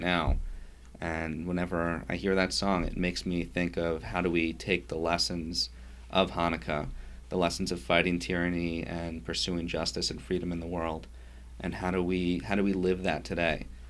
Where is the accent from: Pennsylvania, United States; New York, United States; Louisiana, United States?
New York, United States; Yonkers; I grew up in Yonkers, New York